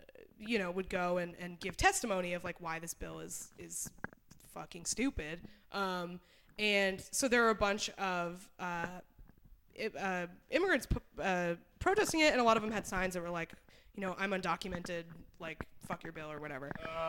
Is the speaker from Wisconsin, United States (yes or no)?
no; New Hampshire, United States; moved away; also born or lived in Austin, Texas; I'm from New Hampshire.